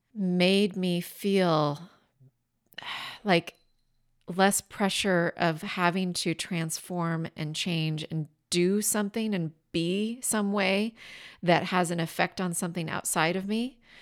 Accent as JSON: {"language": "English", "region": "Washington", "country": "United States", "tie": "born or raised there", "said": "my home state of Washington State on the Columbia River"}